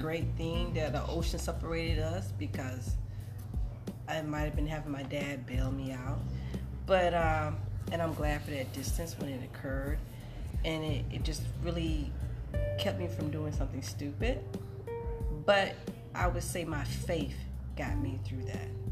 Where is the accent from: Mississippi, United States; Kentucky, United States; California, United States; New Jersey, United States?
Mississippi, United States; I'm from Mississippi, uh, Mississippi girl, proud